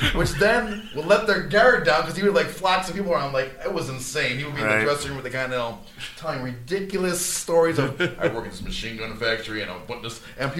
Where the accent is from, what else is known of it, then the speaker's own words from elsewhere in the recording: Niagara Falls, New York, United States; we grew up in Niagara Falls.